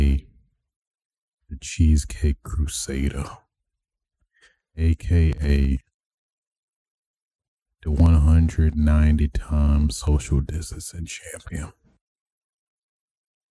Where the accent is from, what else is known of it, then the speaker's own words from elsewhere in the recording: Michigan, United States; the governor of Michigan, my hometown.